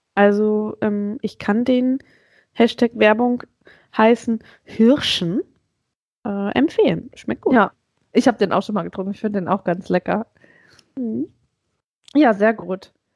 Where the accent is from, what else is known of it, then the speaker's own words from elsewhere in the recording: Hanover, Lower Saxony, Germany; ich komme ja aus Hannover und ich kann irgendwie gar keinen Akzent